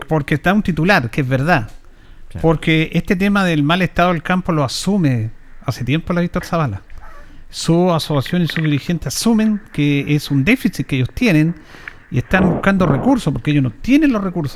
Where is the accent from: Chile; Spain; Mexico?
Chile; Yungay, Ñuble; yo soy de Yungay